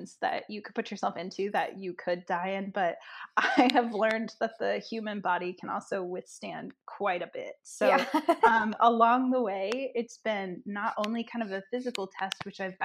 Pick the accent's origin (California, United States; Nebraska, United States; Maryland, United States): Nebraska, United States; I grew up in Nebraska, so it's a small town, and I grew up on a farm